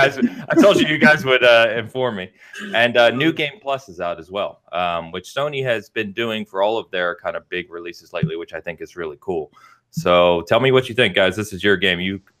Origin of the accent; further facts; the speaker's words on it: United Kingdom; Well, I'm British, like, and I think blue.